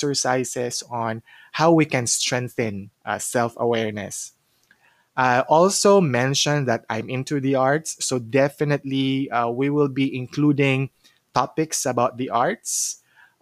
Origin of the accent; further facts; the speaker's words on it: Cagayan de Oro, Northern Mindanao, Philippines; moved away as an adult; now in Cebu, Philippines; So originally, I'm from Cagayan de Oro, but I got relocated here in Cebu for more than 10 years now.